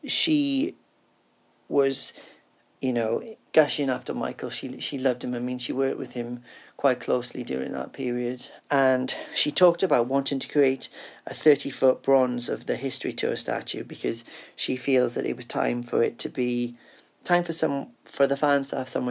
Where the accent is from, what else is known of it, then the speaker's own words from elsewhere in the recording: Cardiff, Wales, United Kingdom; I'm from Cardiff in the UK